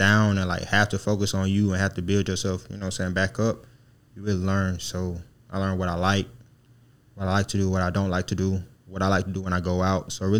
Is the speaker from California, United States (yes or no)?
no; Birmingham, Alabama, United States; moved away as an adult; now in Savannah, United States; I'm from Birmingham, Alabama, and I came to Savannah.